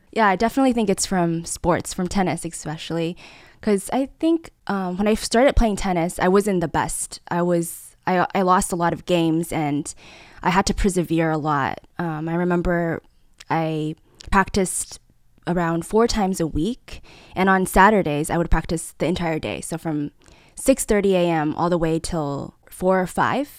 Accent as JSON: {"language": "English", "region": "Taipei", "country": "Taiwan", "tie": "born or raised there", "also_born_or_lived": "Los Angeles, United States", "said": "growing up in Taipei, it was such a vibrant city"}